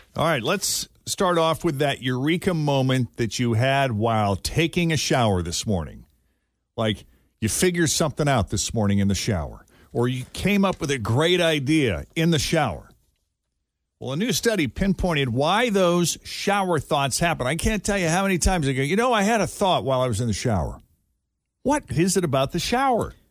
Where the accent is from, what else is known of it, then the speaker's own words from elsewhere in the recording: Massachusetts, United States; Growing up in Massachusetts